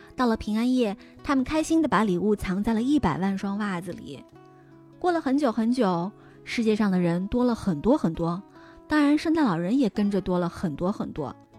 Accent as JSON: {"language": "Chinese", "country": "China", "said": "我们中国人是 就是信这个宗教的人是非常非常少的"}